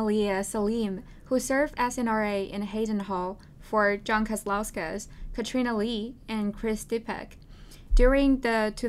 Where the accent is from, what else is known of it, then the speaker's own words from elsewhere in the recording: Beijing, China; now in New York, United States; I am tonight's host. I'm a junior from Beijing, China, studying computer science and media culture communications, and I am an RA in Gramercy.